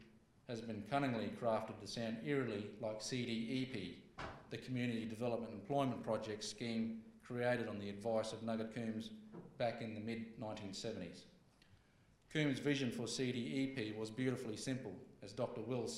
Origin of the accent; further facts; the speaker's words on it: Katherine, Northern Territory, Australia; my hometown of Katherine, where I was growing up in the 80s and the 90s.